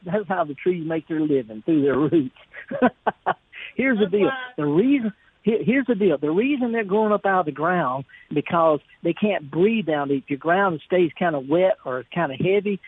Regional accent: Mississippi, United States; we're both from Mississippi

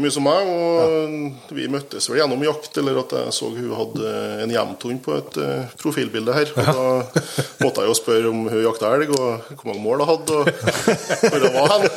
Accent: Steinkjer, Trøndelag, Norway; now in Bratsberg, Norway; Jeg kommer jo innentil, jeg er fra Steinkjer

